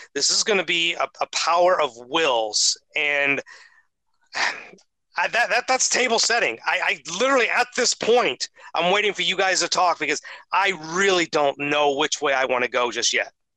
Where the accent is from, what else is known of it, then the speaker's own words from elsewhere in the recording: Ohio, United States; growing up in Ohio